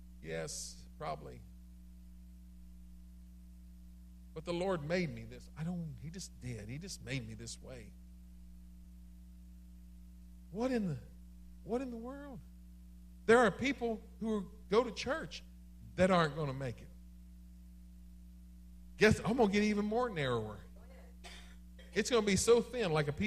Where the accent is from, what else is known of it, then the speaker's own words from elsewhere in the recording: Maryland, United States; I am from Maryland